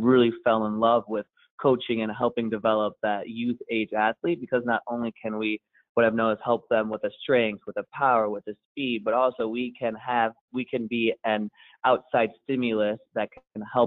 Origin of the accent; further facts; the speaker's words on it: Cleveland, Ohio, United States; I grew up in the Cleveland area